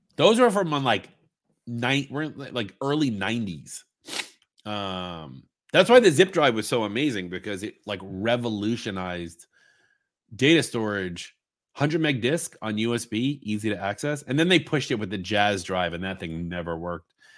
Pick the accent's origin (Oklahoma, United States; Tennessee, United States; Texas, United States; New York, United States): New York, United States; Long Island; I'm not Singaporean. I'm from Long Island